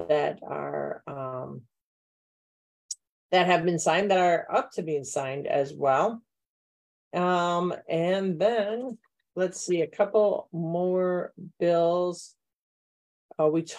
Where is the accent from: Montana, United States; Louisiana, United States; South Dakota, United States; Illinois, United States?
Illinois, United States; Wheaton; I grew up in Wheaton